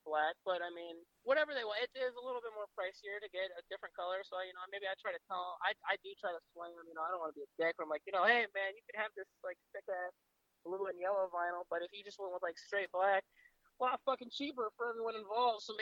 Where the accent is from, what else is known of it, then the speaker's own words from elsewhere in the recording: Cleveland, Ohio, United States; I'm from Cleveland